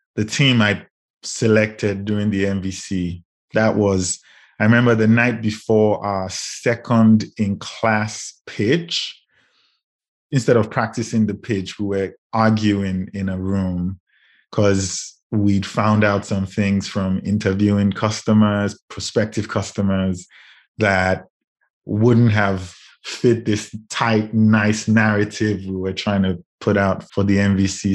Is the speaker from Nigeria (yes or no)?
yes; Lagos, Nigeria; moved away as an adult; also born or lived in United Kingdom; now in Chicago, United States; I grew up in Lagos, Nigeria, and ended up in the U K for post-grad